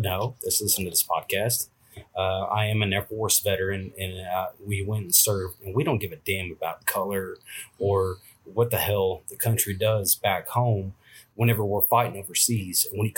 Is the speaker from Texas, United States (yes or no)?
yes; Texas, United States; we're from Texas